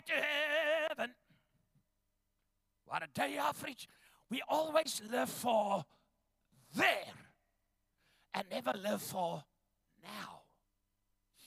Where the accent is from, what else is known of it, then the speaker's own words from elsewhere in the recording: Ndola, Copperbelt Province, Zambia; moved away; also born or lived in Chingola, Zambia; I was born in northern Rhodesia on the copper mines in a place called Shingola. It's today Zambia. We lived in a town called Ndola